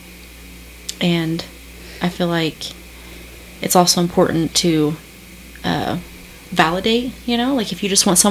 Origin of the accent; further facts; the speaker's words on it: Indiana, United States; I'm from Indiana.